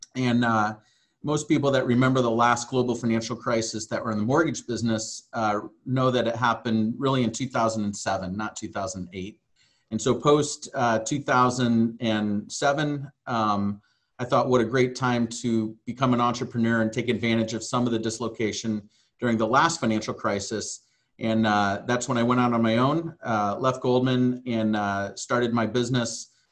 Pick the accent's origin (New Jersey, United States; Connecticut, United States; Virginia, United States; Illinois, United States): Illinois, United States; Southern; moved away as an adult; also born or lived in Hawaii; I came from the Midwest, uh, Southern Illinois